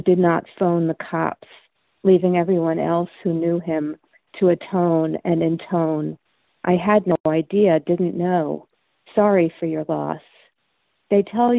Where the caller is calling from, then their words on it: Adams, Massachusetts, United States; I am calling from the Northern Berkshires